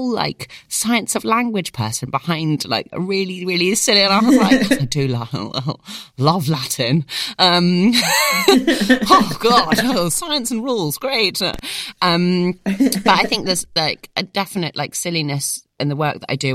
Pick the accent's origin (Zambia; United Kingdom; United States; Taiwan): United Kingdom; being British and Middle Eastern